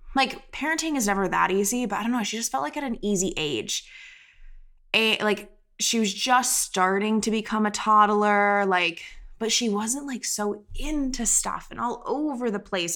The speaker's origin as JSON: {"language": "English", "region": "Florida", "country": "United States", "tie": "born or raised there", "also_born_or_lived": "Connecticut", "moved": "as an adult", "said": "I grew up in Florida"}